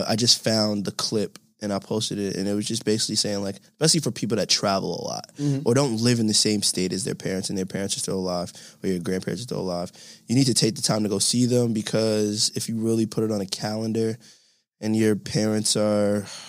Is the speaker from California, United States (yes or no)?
no; New York City, New York, United States; I'm from Clinton Hills.